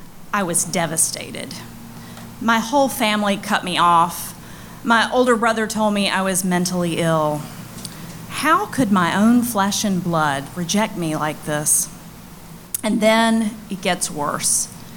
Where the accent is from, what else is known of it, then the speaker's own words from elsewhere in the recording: Mississippi, United States; I'm from Mississippi. You can just call me a recovering belle from a long line of unrecovered belles.